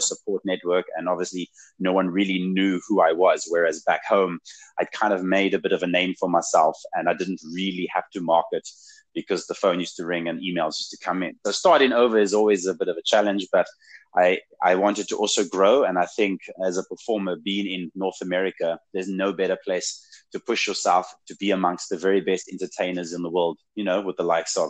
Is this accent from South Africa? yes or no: yes; South Africa; moved away as an adult; now in Saskatchewan, Canada; I'm a ginger from Africa with an accent